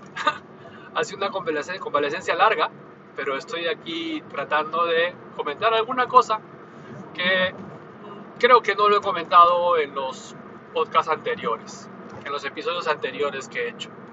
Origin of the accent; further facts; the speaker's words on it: Peru; now in Japan; en mi país natal, que es Perú